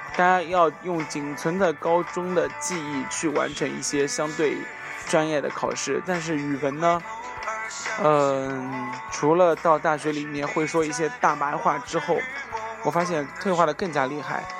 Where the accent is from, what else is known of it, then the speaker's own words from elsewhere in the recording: southern China, China; 作为南方人